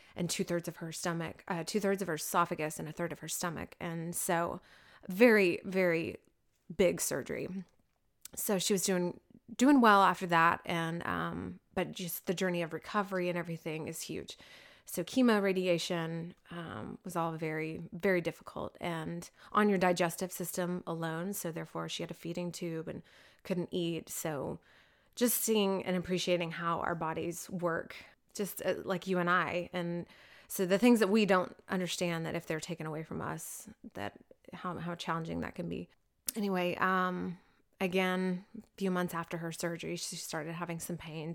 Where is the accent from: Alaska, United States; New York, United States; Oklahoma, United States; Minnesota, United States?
Oklahoma, United States; Oklahoma City; I was raised in the Oklahoma City area